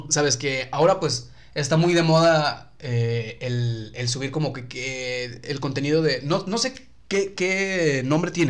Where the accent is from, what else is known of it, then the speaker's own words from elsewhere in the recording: Tampico, Tamaulipas, Mexico; also born or lived in San Luis Potosí; Pero durante mucho tiempo, pues viví en, en, Tampico.